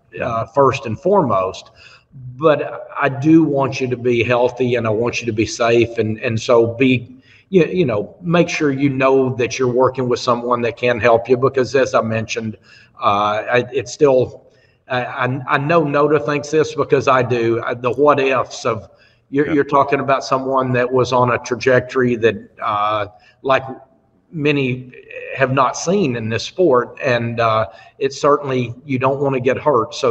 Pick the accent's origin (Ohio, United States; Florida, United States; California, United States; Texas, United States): Texas, United States; I grew up in Texas. I grew up in a football family